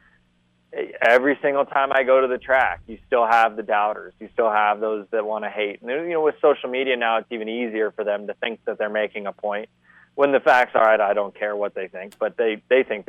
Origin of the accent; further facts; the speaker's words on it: Columbus, Ohio, United States; I'm from Columbus, Ohio